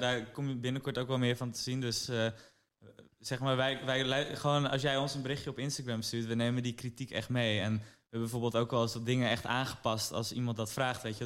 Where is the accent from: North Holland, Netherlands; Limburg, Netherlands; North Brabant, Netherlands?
North Holland, Netherlands; Amsterdam; we zijn opgegroeid in Amsterdam, dus onze hele sociale kring was hier